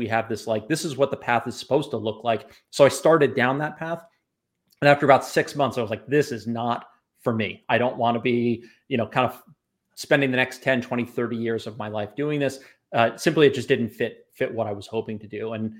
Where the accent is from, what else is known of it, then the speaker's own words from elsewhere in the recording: New York, United States; So I grew up on the North Shore of Long Island, and I escaped without an accent.